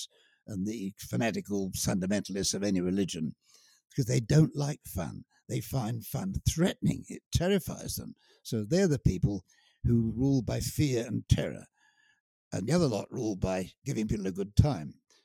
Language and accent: English; United Kingdom; I am British, and I can't seem to help that. It's my inheritance.